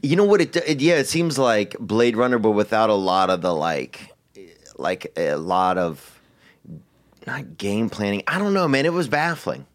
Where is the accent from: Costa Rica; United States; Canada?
United States; Louisiana; growing up in Louisiana